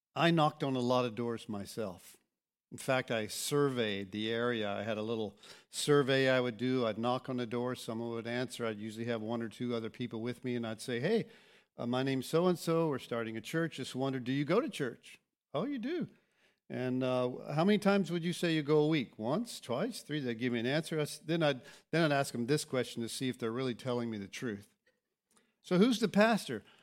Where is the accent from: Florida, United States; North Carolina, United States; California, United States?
Florida, United States; also born or lived in Lakeland, Florida / Kansas City; I grew up here. This is my hometown.